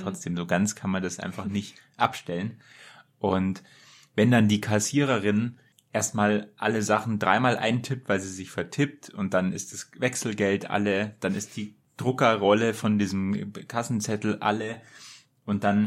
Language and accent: German; Germany; als Deutscher